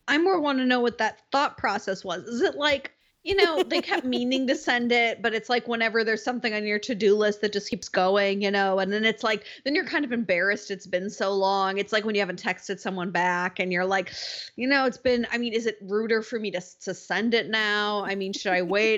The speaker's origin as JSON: {"language": "English", "region": "Wisconsin", "country": "United States", "tie": "born or raised there", "said": "I grew up in Wisconsin"}